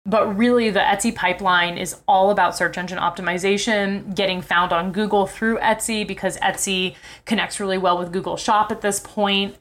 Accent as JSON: {"language": "English", "town": "New York City", "region": "New York", "country": "United States", "said": "I'm from New York City"}